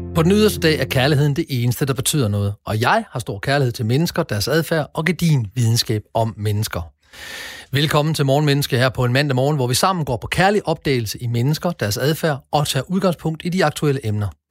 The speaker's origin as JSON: {"language": "Danish", "country": "Denmark"}